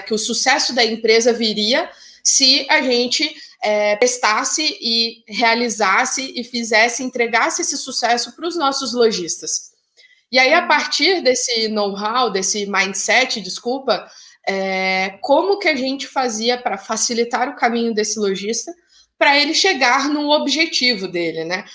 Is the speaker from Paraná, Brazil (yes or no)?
yes; Curitiba, Paraná, Brazil; sou curitibana